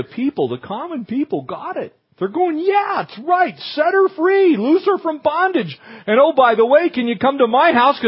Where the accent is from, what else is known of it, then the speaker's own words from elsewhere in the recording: Southern California, United States; I grew up here in Southern California